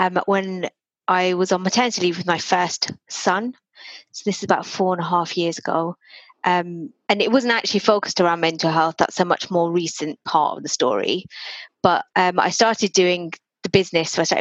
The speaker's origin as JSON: {"language": "English", "country": "United Kingdom", "tie": "born or raised there", "also_born_or_lived": "Reading", "said": "I'm Indian, Hindu, Gujarati, obviously born here. And, you know, I've just had a very normal Indian life, Indian British life"}